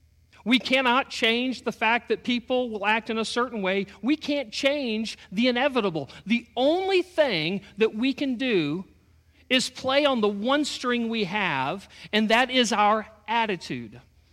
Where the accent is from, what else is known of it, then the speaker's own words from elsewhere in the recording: Texas, United States; My wife's originally from Texas. I'm originally from Texas. I've moved around a whole bunch.